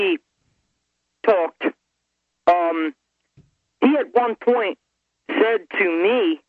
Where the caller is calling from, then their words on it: Maryland, United States; I'm calling from Maryland.